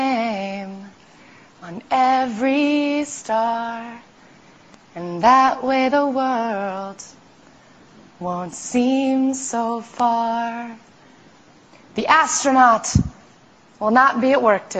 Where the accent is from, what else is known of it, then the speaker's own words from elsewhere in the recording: New York City, New York, United States; I grew up in New York City